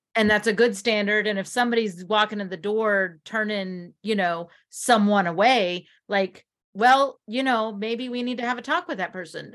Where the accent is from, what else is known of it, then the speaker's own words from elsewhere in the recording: United States; we as Americans